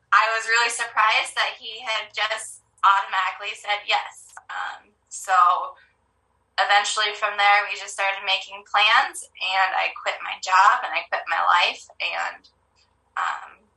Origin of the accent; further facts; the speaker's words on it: Montana, United States; also born or lived in California; moved to Montana when I was about 10. I moved from California. I absolutely disliked living in Montana when I first moved here. Um, I was a city girl.